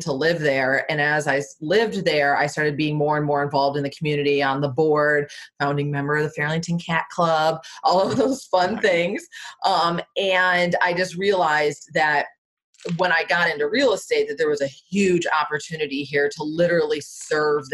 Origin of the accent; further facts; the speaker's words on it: Michigan, United States; moved away as an adult; also born or lived in Florida / Washington, D.C. metro area; now in Arlington, United States; I'm from Michigan originally, lived in Florida for 7 years, moved up to DC